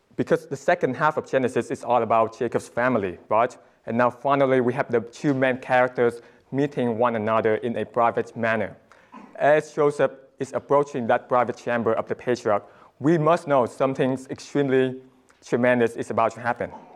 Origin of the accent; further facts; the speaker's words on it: Vietnam; moved away; my home country, Vietnam